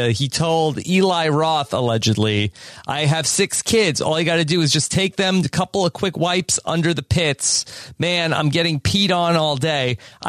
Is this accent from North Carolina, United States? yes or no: no; Hawaii, United States; I'm Hawaiian. We got salt water on me. We good.